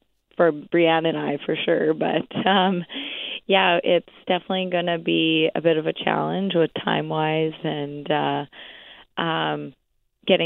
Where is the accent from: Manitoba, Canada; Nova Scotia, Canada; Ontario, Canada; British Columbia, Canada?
Manitoba, Canada; Gimli; born or raised there